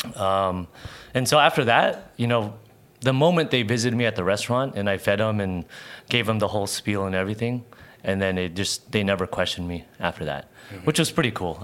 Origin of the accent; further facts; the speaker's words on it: San Diego, California, United States; I was born and raised here in San Diego